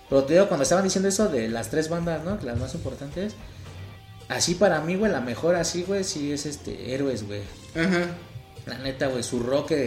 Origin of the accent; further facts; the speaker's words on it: Veracruz, Mexico; soy veracruzano